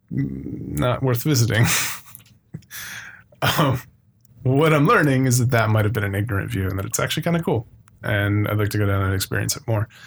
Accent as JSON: {"language": "English", "town": "Phoenix", "region": "Arizona", "country": "United States", "tie": "born or raised there", "also_born_or_lived": "Flagstaff, Arizona", "said": "I grew up in Arizona. I grew up in Phoenix. I was born and raised in Phoenix. I went to college in Flagstaff at NAU"}